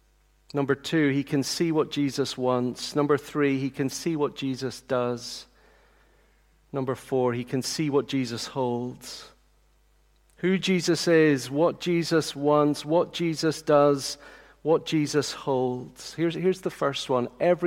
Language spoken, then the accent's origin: English; Tanzania; I remember as a little boy growing up in Tanzania in East Africa, I remember the president of Tanzania once coming to visit the compound of houses where we lived.